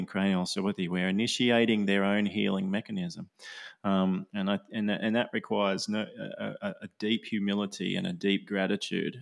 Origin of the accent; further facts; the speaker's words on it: Australia; I'm Aussie